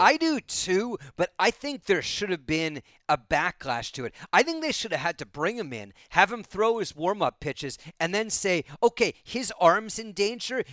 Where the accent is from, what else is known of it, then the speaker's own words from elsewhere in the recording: Bay Area, California, United States; moved away; I grew up in the Bay Area, the Oakland Coliseum and Candlestick Park.